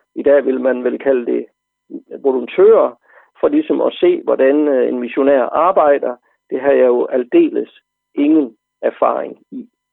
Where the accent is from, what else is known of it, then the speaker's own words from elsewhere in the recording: Central Jutland, Central Denmark Region, Denmark; Jeg er vokset op på landet i Midtjylland